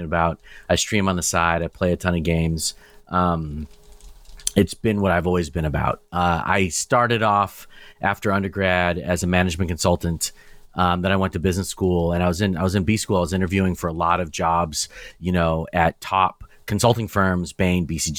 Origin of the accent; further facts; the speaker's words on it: Nairobi, Kenya; I was born in Nairobi, Kenya